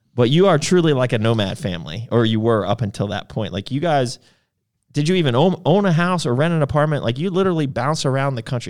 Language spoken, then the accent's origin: English; United States; we're American